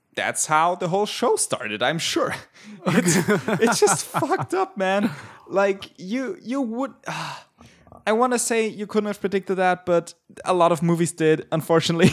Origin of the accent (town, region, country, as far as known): Germany